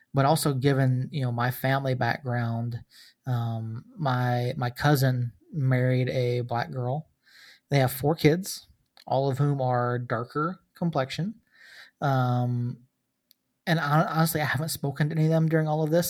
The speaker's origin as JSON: {"language": "English", "region": "Georgia", "country": "United States", "tie": "born or raised there", "said": "I grew up in Georgia"}